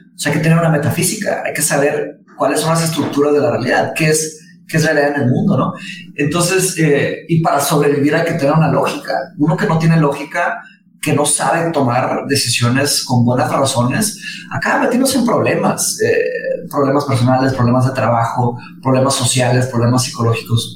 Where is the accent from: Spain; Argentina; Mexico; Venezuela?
Mexico; Monterrey, Nuevo León; also born or lived in Brazil; yo nací en Brasil, me vine a México cuando tenía cinco años, cuando mis papás se se divorciaron, nada más, se casó otra vez con un brasileño eh, que su trabajo nos trajo a Monterrey